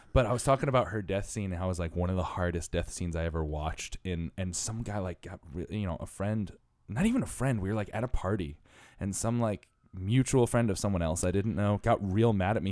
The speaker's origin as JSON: {"language": "English", "region": "Connecticut", "country": "United States", "tie": "born or raised there", "also_born_or_lived": "Bridgeport, Connecticut / Stratford, Connecticut", "said": "I was born and raised in Connecticut"}